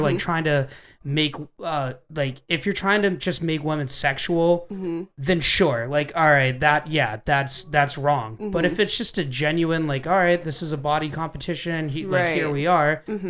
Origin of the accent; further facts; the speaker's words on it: Maryland, United States; moved away; shout out to Maryland. Me and him were born in the same hospital.